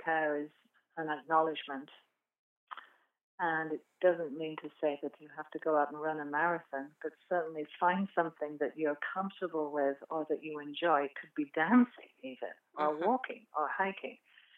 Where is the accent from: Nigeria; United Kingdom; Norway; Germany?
United Kingdom; England; moved away; I come from England, as you can tell by my accent